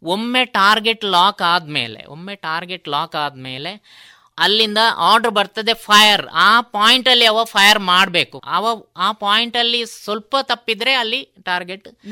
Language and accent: Kannada; Puttur, Karnataka, India; ನನ್ನ ಹುಟ್ಟೂರು ಪುತ್ತೂರು ತಾಲೂಕಿನ ಕೆದಂಬಾಡಿ ಗ್ರಾಮದ ಮಠ ಎಂಬಲ್ಲಿ